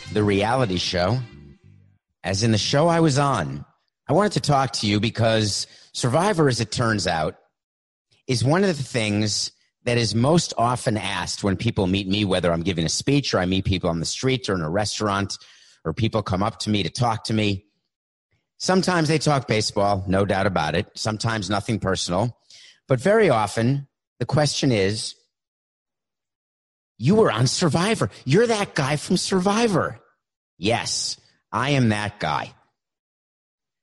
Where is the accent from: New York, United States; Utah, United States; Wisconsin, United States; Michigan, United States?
New York, United States; New York City; I grew up in New York City